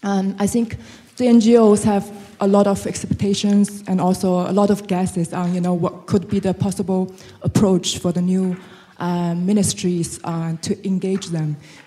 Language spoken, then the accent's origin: English; China; it's good to see my fellow Chinese here to present.